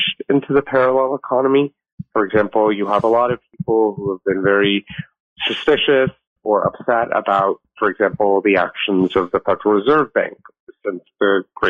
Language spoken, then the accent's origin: English; Los Angeles, California, United States; also born or lived in Asia / Singapore; I'm a native Angeleno. I grew up here in Los Angeles